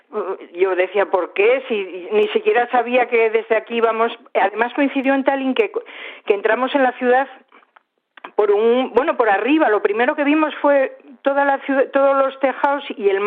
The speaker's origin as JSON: {"language": "Spanish", "region": "Asturias", "country": "Spain", "said": "en eso soy un poco vasca, yo creo. Bueno, soy asturiana"}